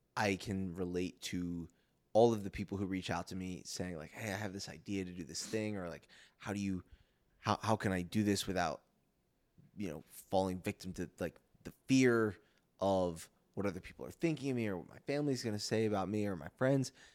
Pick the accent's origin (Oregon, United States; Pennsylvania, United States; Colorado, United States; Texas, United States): Pennsylvania, United States; Philadelphia; I'm from Philly